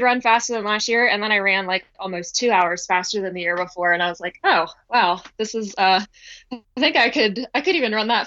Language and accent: English; near the start of the JFK 50 Mile, Maryland, United States; I grew up about like a mile from the starting line of the race